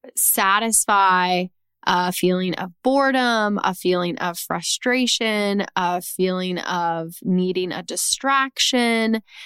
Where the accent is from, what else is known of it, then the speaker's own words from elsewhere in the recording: Texas, United States; my home state of Texas